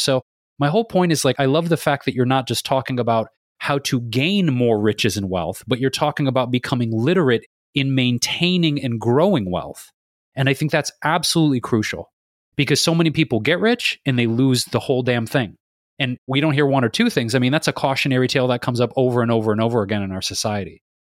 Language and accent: English; Detroit, Michigan, United States; Detroit Pistons, my hometown